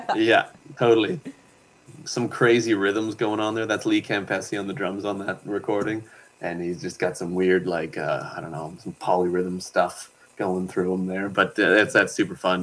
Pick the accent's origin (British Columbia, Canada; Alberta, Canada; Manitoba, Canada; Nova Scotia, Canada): Nova Scotia, Canada; Pictou; now in Yukon, Canada; I grew up in Nova Scotia. from Pictou